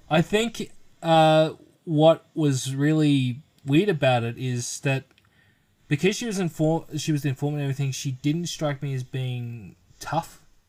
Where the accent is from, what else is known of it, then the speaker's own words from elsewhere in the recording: Philippines; we're Filipino